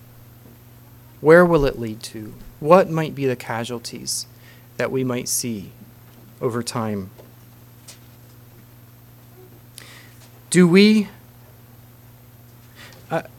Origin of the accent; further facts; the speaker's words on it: Holmes County, Ohio, United States; moved away; I come from Holmes County, Ohio